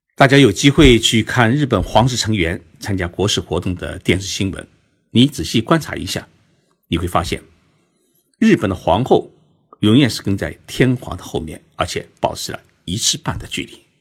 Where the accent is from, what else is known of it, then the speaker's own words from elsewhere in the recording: China; moved away; 按照我们中国人的那种夫妻观来说啊